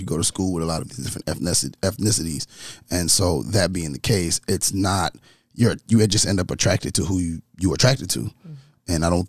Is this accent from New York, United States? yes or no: yes; New York, United States; I was raised in New York, so there's a lot of cultural diversity.